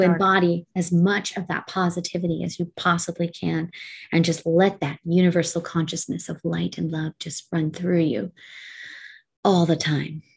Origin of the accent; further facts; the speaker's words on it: Canada; I'm Canadian. So we graduate speaking French